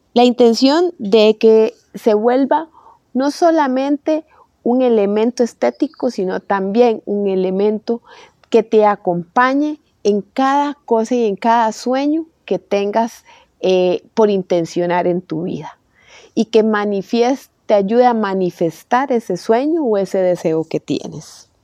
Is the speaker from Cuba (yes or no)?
no; Costa Rica; soy de Costa Rica